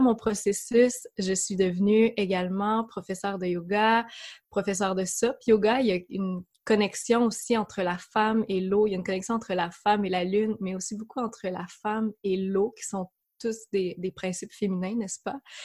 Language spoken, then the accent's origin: French; Quebec, Canada; accent: Québécois; J'habite, euh, comme vous le devinerez par mon accent, amie française, au Québec, euh, dans une région qui s'appelle l'Estrie.